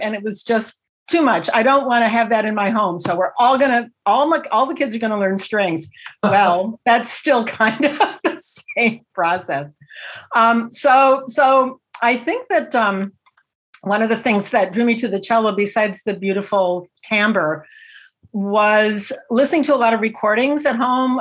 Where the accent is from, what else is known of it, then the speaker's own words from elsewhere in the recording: Iowa, United States; moved away; I'm from the Midwest originally, actually, Iowa originally.